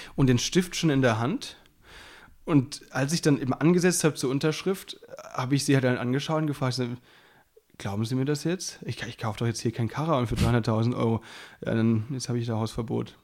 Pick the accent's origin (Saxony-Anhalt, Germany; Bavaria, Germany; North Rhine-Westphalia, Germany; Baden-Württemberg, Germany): Baden-Württemberg, Germany; moved away; der wohnt ja bei mir um die Ecke, also beziehungsweise da, wo ich herkomme. Das ist, äh, der wohnt auch in Südbaden.